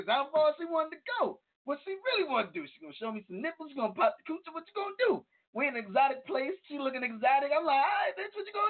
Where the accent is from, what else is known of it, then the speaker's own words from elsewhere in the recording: New York, United States; I'm from New York.